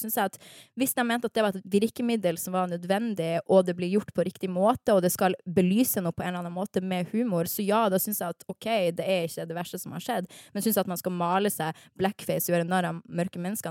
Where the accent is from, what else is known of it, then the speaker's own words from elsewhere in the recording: Harstad, Northern Norway, Norway; now in Oslo, Norway; stolt av at jeg er nordnorsk